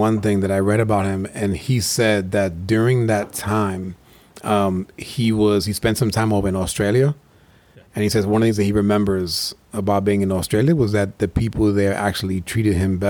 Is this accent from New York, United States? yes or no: yes; New York, United States; Man, we're both from the Northeast. I'm a former New Yorker.